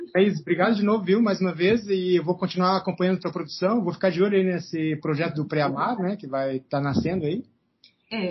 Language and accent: Portuguese; Pelotas, Rio Grande do Sul, Brazil; now in Brasília, Brazil; sou de Pelotas, né? Eu, sou, eu nasci lá